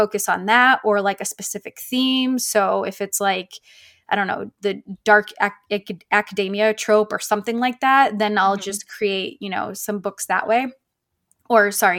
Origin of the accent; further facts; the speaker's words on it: Maine, United States; also born or lived in San Francisco, California / Houston, Texas; now in Tulsa, United States; I'm originally from Maine, lived out in California in the San Francisco area for a few years, moved down to Houston for a few years